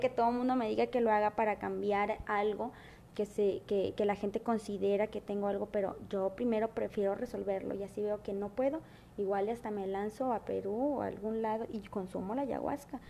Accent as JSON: {"language": "Spanish", "country": "Mexico", "also_born_or_lived": "Monterrey", "said": "si yo soy mexicana"}